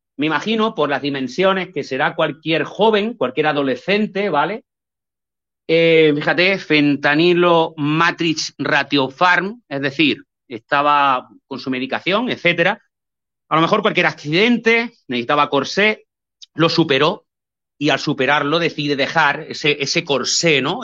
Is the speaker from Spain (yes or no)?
yes; Linares, Andalusia, Spain; yo soy de Linares, aquí en Jaén